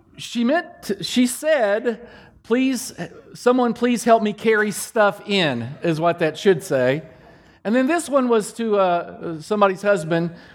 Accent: Danville, Kentucky, United States; moved away; in Kentucky, back in Kentucky, my hometown, in Danville, Kentucky, I'm, I'm Lawrence and Carolyn …'s boy

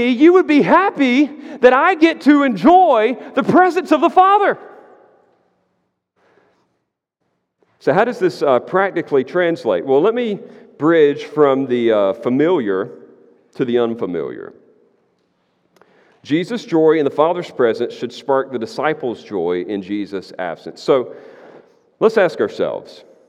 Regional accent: United States; I'm an American

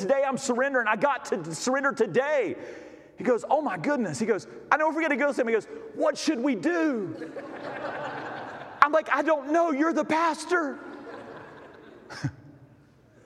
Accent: Thomasville, North Carolina, United States; also born or lived in Denton; I was born over in Thomasville Hospital

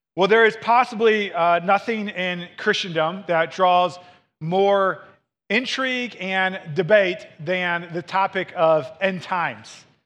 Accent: Missouri, United States; moved away; I grew up in Missouri

